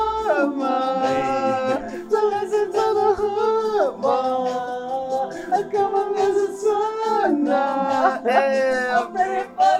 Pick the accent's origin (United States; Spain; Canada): United States; Chicago, Illinois; I'm from Chicago